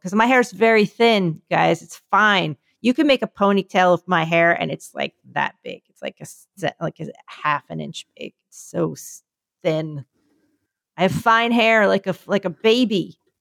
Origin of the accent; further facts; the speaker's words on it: New York City, New York, United States; I'm from New York